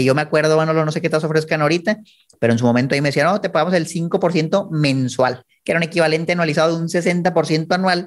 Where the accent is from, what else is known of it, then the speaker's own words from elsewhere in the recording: Chihuahua, Mexico; yo soy de Chihuahua